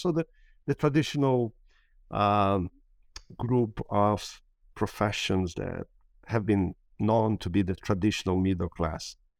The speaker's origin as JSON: {"language": "English", "town": "Brasília", "region": "Federal District", "country": "Brazil", "tie": "born or raised there", "moved": "yes", "said": "I was born and raised in Brasília"}